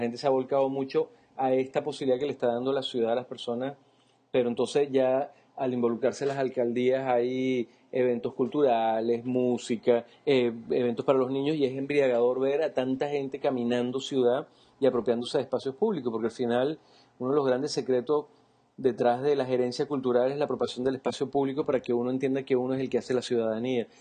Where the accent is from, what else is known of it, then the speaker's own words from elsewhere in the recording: Venezuela; como venezolanos